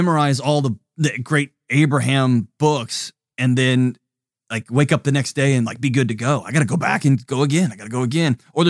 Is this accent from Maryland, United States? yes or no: no; Texas, United States; now in Tennessee, United States; I'm Texan.